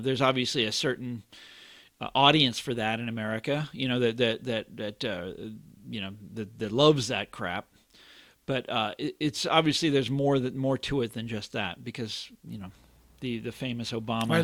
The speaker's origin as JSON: {"language": "English", "town": "Kansas City", "country": "United States", "moved": "yes", "said": "I'm from Kansas City, two million is the population is two million people"}